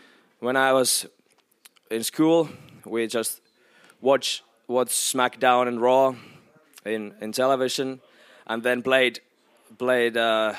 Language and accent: English; Rauma, Satakunta, Finland; born or raised there